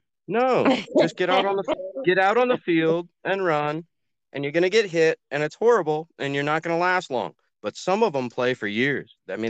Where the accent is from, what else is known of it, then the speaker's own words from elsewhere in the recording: United States; I'm American too.